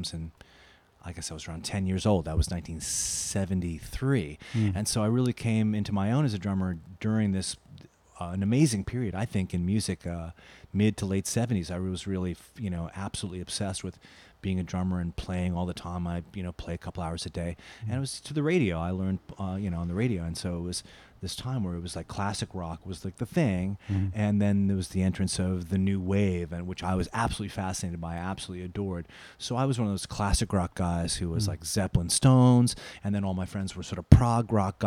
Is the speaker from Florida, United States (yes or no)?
no; New York City, New York, United States; I grew up in Forest Hills, which is about five minutes from here.